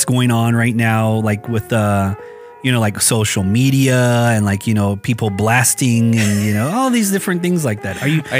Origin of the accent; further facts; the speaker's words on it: Navajo school, Navajo Nation, United States; I grew up in the Navajo school